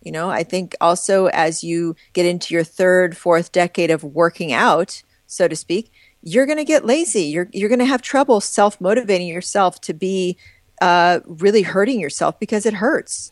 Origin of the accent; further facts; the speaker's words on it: Midwest, United States; growing up in the Midwest, in the US